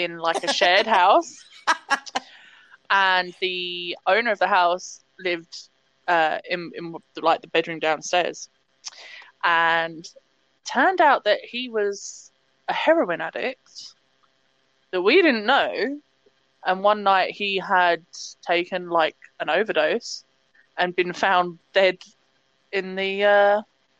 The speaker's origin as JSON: {"language": "English", "region": "England", "country": "United Kingdom", "said": "I came back home to England for 3 months"}